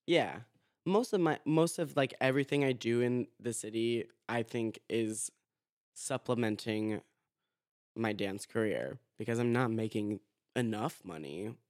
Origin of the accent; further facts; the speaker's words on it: Boca Raton, Florida, United States; I'm from Boca Raton, Florida